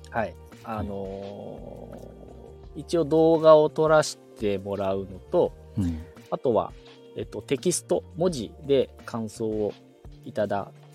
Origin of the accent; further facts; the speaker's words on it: Tokyo, Japan; moved away as an adult; now in Shonan, Japan; 地元っていうか、生まれは東京なんですけど